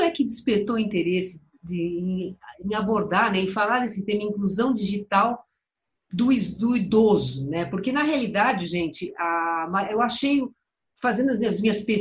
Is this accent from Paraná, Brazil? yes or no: yes; Cascavel, Paraná, Brazil; now in Curitiba, Brazil; Sou de Cascavel, aqui no Paraná.